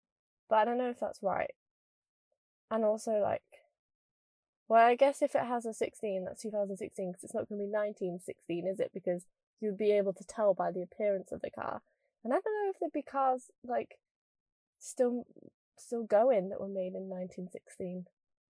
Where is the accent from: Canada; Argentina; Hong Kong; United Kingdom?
United Kingdom; Scunthorpe, Yorkshire and the Humber; I'm not even that northern. I'm from Scunthorpe. Do you know what I mean? But I do think I've lost my accent, and I'm quite gutted.